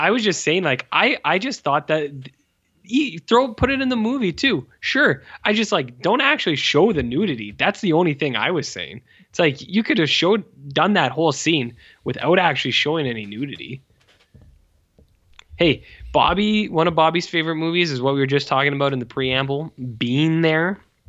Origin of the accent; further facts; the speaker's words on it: the South, United States; I am a debutante from the South.